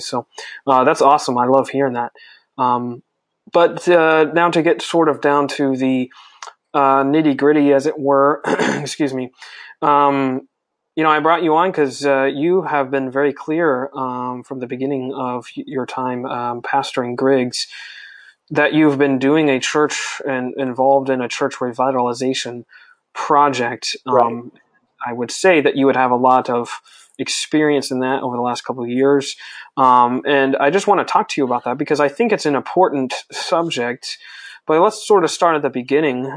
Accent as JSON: {"language": "English", "town": "Greenville", "region": "South Carolina", "country": "United States", "tie": "born or raised there", "said": "my hometown of Greenville, South Carolina"}